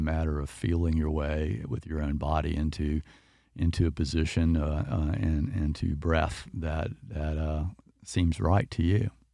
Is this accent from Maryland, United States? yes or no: no; Winter Haven, Florida, United States; I grew up in Winter Haven